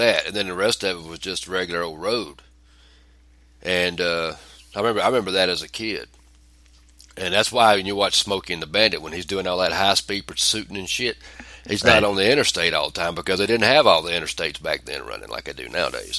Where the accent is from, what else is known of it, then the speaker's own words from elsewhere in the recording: Georgia, United States; moved away; We got a Panera Bread in my hometown